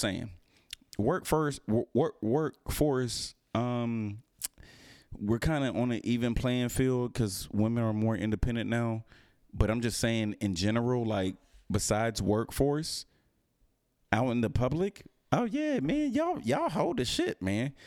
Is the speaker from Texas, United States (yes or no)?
yes; Houston, Texas, United States; moved away; I was raised in Houston